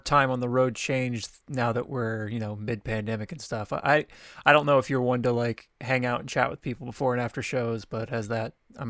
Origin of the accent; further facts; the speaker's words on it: Washington, United States; now in Sacramento, United States; I mean, I was born in Washington, so I feel like that really formed who my physical being is and what I'm comfortable in.